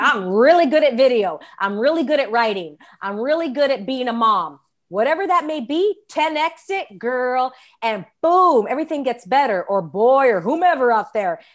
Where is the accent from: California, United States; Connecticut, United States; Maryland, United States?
California, United States; Los Angeles; I'm born and raised in Los Angeles, California